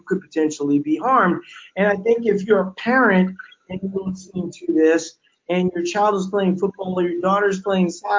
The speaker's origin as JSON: {"language": "English", "region": "Louisiana", "country": "United States", "tie": "born or raised there", "said": "growing up in Louisiana"}